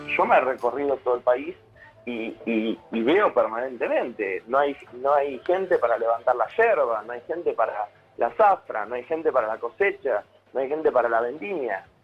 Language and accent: Spanish; 28 de Julio, Chubut, Argentina; siempre desenvolví toda mi vida y me crié el 28 de julio en la chacra